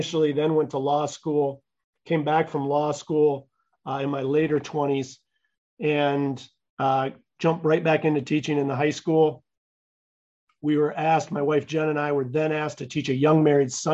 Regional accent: Grand Rapids, Michigan, United States; I grew up on Elliott Street in Grand Rapids

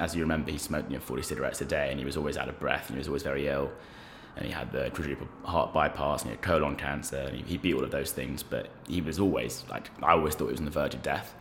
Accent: London, United Kingdom; We grew up in Belgravia, so sort of in between Victoria and Sloane Square.

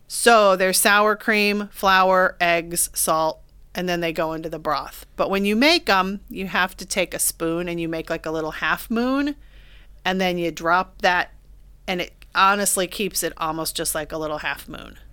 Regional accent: Beavercreek, Ohio, United States; you and I grew up in Beaver Creek

